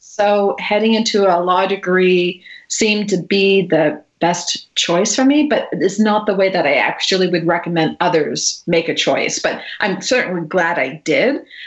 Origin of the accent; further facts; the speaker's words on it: Natick, Massachusetts, United States; I grew up uh, just outside Boston mm-hmm. in Natick, Massachusetts.